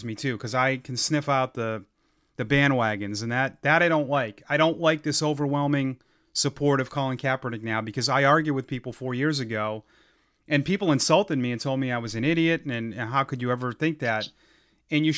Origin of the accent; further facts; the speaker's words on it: Ashland, Massachusetts, United States; my hometown of Ashland, Mass